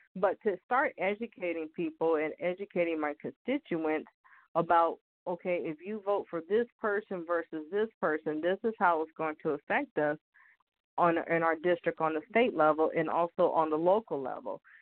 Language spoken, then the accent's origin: English; California, United States; I was born and raised in California